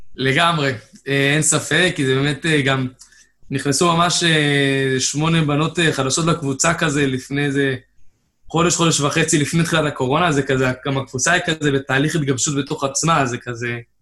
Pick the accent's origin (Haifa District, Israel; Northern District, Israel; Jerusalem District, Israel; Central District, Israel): Haifa District, Israel; Haifa; במקור מחיפה, גדלתי בחיפה